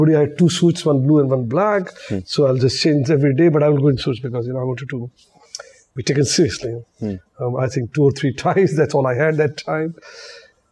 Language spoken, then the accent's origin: English; Pakistan; moved away as an adult; also born or lived in Australia; I was away from Pakistan for 23 years. I left Pakistan in 73.